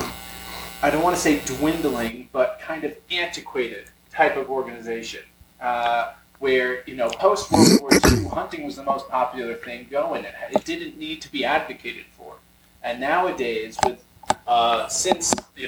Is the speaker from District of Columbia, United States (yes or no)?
no; Long Island, New York, United States; now in New York City, United States; I come from Long Island, New York, living in New York City